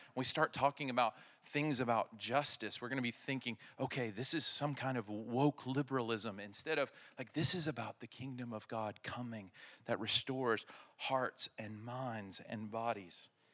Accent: Arkansas, United States; I'm from Arkansas

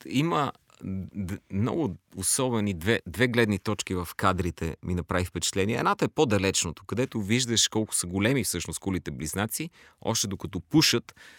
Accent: Bulgaria; ние, като българи

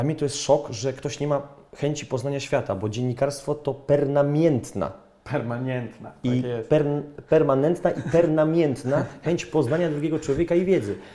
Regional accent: Poland; Od razu, dzień dobry, jestem z Polski, bla, bla, bla.

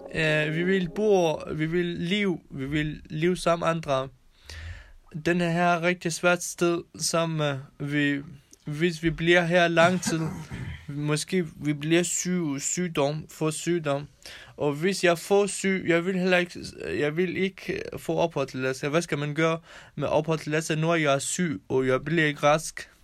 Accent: Kurdistan, Iran; Danish is a second language; moved away as an adult; also born or lived in Kærshovedgaard, Denmark; now in Denmark; Jeg kommer fra Iran, jeg kurder.

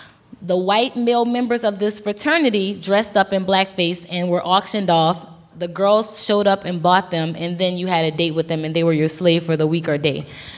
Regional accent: the South, United States; I'm from the South, but I don't even think that it's something that's isolated to the South.

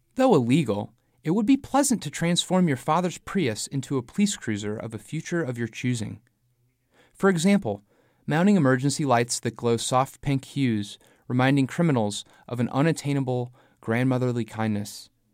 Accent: St. Louis, Missouri, United States; now in New Orleans, United States; I grew up in Saint Louis, and now I live in New Orleans.

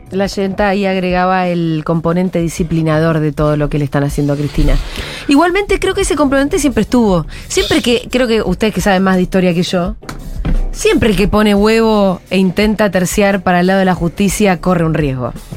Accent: Paraná, Entre Ríos, Argentina; Yo soy de Paraná, Entre Ríos

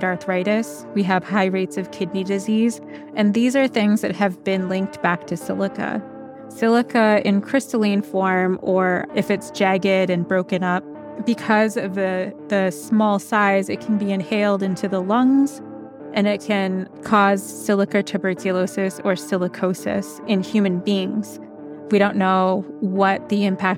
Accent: St. Lawrence Island, Alaska, United States; I'm from St. Lawrence Island

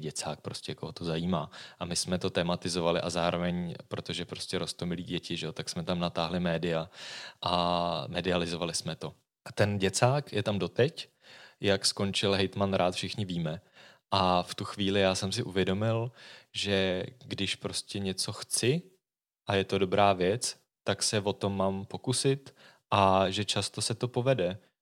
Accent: Prague, Czechia; skutečně ano, jsem z Prahy

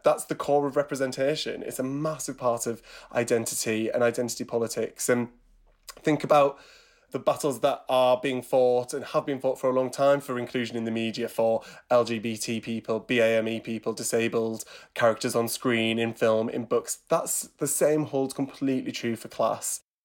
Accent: Teesside, North East England, United Kingdom; moved away; I'm originally from Teesside, grew up in a town near Middlesbrough, from a working class upbringing.

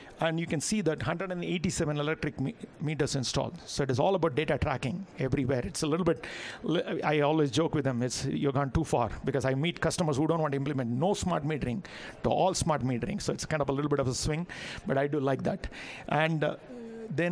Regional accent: India; as an Indian

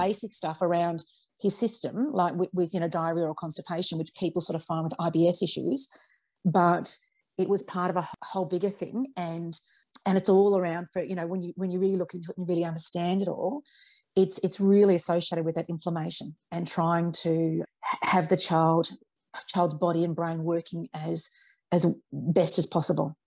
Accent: Australia; I was raised on Vegemite like everybody else uh, in Australia

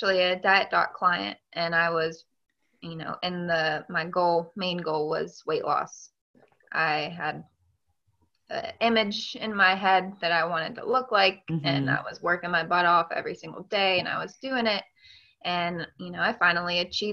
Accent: Hancock County, West Virginia, United States; also born or lived in Fairmont, West Virginia; I grew up in Hancock County, West Virginia. So I've been a West Virginia girl my whole life

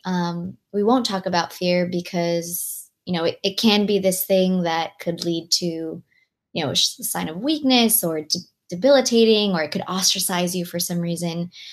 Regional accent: Long Beach, California, United States; English is a second language; girl growing up in Long Beach, California

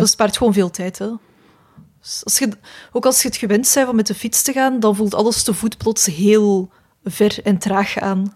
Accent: Mechelen, Flanders, Belgium; also born or lived in Jette; ik ben in Mechelen eh, opgegroeid

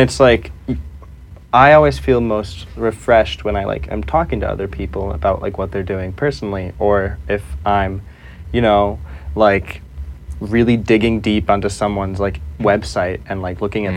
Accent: Akron, Ohio, United States; now in Chicago, United States; I am a photographer from Akron, Ohio. Uh, I live in Chicago, Illinois currently

